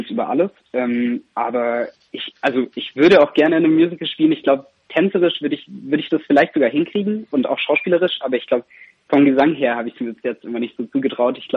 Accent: Reutlingen, Baden-Württemberg, Germany; Ich komme ich komm, äh, aus Reutlingen ganz genau, ah. also da die Gegend. Genau. Und äh, von daher, ich kann Schwäbisch, aber es ist sehr eingerostet.

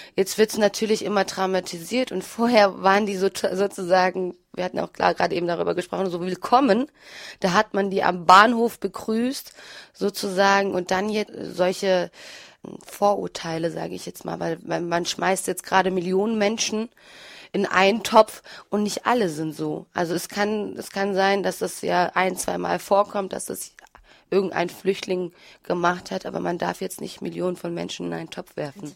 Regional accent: Freiburg, Baden-Württemberg, Germany; also born or lived in Turkey; now in Wuppertal, Germany; ich bin ähm, hier in Deutschland aufgewachsen

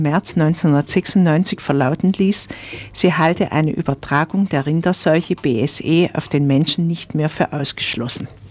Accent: Black Forest, Baden-Württemberg, Germany; bei uns im Schwarzwald

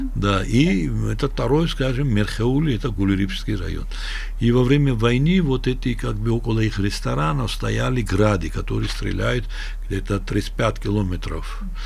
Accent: Sukhumi, Abkhazia, Georgia; now in Tbilisi, Georgia; мы увидели настоящую войну в нашем городе, где уже э, фронт проходил, известная река Гумиста

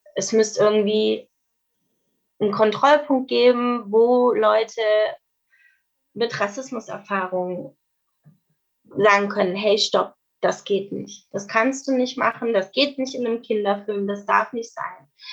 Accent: Swabia, Germany; Meine Familie ist seit hunderten Jahren im Südwesten, es tut mir leid. Also ich bin äh, Schwabe

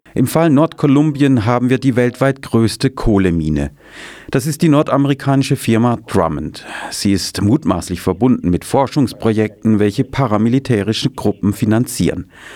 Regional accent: Santa Marta, Magdalena, Colombia; moved away as an adult; Im Norden Kolumbiens in Santa Marta, das ist der Ort, wo ich herkomme

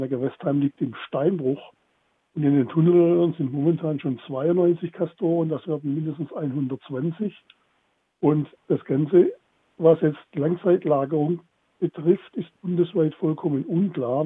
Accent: Baden-Württemberg, Germany; bei uns in Baden-Württemberg

